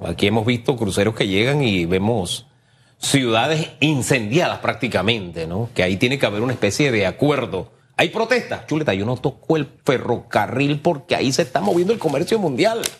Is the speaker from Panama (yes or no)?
yes; Panama